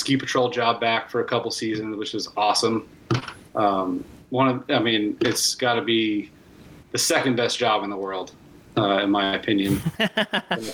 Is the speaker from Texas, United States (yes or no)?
yes; Texas, United States; moved away as an adult; also born or lived in Ennis, Montana; I grew up in Texas